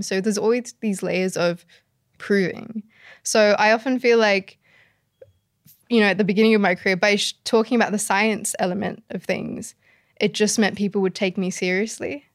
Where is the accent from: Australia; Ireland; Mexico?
Australia; Sydney, New South Wales; the community I grew up in Sydney